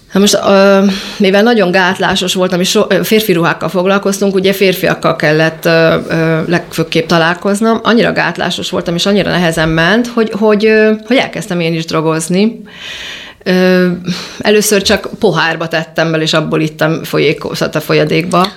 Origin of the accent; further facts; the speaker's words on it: Budapest, Hungary; gyerekeskedni a nyolcadik, nyolcadik kerületbe